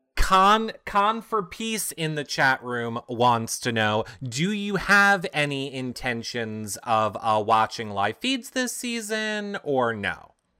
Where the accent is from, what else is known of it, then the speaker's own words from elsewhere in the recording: New York, United States; I'm from New York. We call them gyros